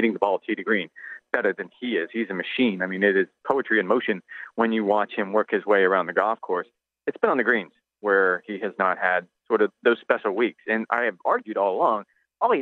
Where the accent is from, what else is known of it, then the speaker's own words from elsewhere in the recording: Florida, United States; I was born and raised in Florida